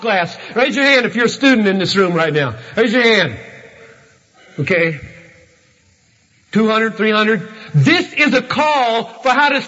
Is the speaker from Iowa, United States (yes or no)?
no; Greenville, South Carolina, United States; when I was growing up in Southern Baptist Church in Greenville, South Carolina